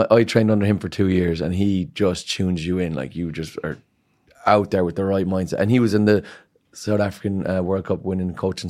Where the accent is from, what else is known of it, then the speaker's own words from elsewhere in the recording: Ireland; Yeah, we are, of course, and we're all Irish at the end of the day.